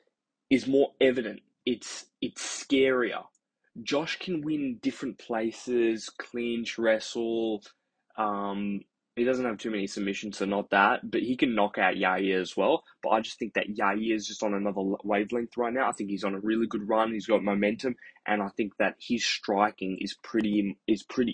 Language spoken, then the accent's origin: English; Australia; I'm Australian